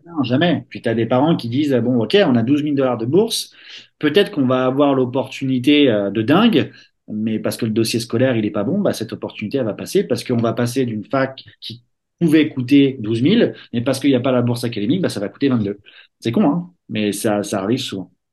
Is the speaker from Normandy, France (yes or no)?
no; Verneuil-sur-Seine, Île-de-France, France; moved away as an adult; also born or lived in South Carolina; j'ai grandi à Verneuil-sur-Seine et Vaux-sur-Seine